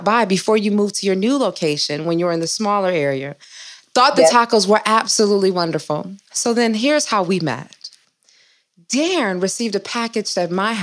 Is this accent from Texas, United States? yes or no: no; Detroit, Michigan, United States; We are two Midwest girls. I'm from Detroit